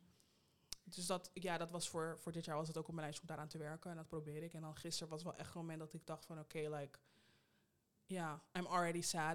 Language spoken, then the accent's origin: Dutch; Rotterdam, South Holland, Netherlands; moved away as an adult; now in Amsterdam, Netherlands; ben in Amsterdam geboren en in Rotterdam opgegroeid